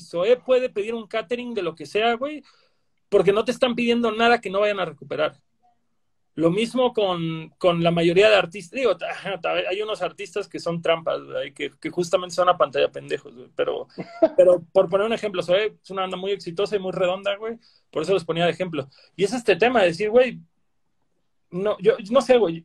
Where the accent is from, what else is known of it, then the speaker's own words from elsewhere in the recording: Cancún, Quintana Roo, Mexico; yo que crecí en Cancún